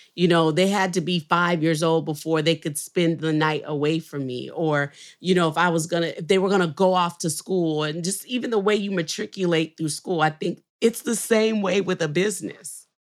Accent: New Orleans, Louisiana, United States; now in Nashville, United States; I'm from New Orleans

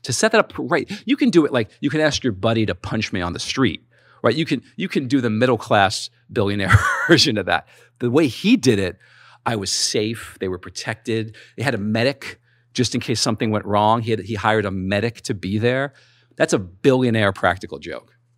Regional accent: New York, United States; I'm from New York

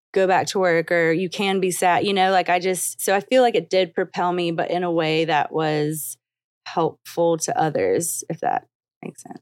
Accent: the South, United States; growing up in the South and a little bit not in the South

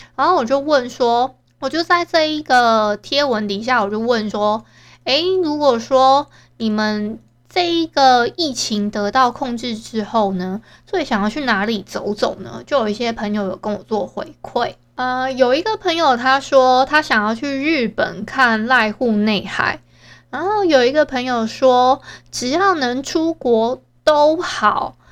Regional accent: Hualien County, Taiwan; 我们都是花莲人嘛

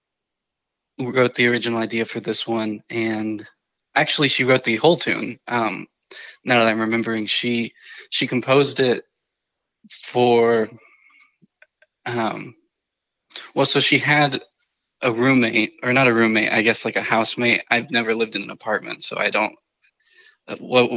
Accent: New Mexico, United States; I grew up in New Mexico

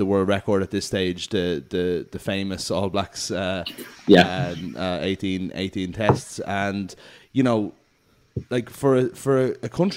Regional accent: Ireland; we're Irish

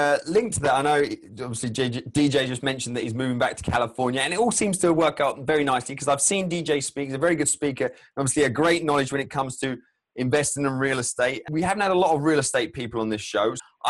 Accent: England, United Kingdom; from England, we don't know that many teams, professional baseball teams

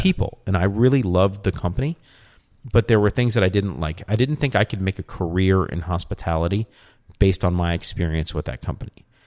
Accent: New Orleans, Louisiana, United States; accent: New Orleans; moved away; also born or lived in Austin; it's my New Orleans accent

